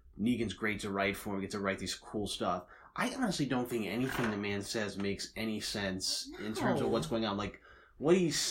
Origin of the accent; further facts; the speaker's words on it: Rochester, New York, United States; now in Cleveland, United States; I'm originally from Rochester, New York